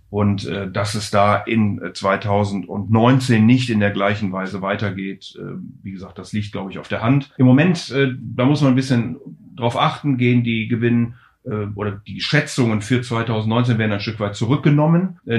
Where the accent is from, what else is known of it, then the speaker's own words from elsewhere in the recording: Rhineland, Germany; ich bin ja Rheinländer und von daher natürlich per se schon mal sozusagen mit Geburt Optimist